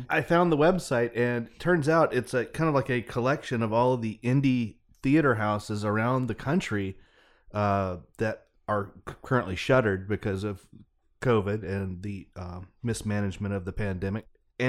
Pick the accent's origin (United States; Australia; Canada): United States; Mississippi; I grew up in Mississippi and I cannot pronounce it.